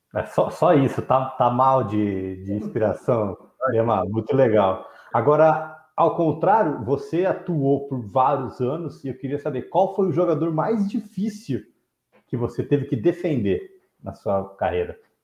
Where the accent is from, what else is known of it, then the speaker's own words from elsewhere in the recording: Ribeirão Preto, São Paulo, Brazil; eu cresci em Ribeirão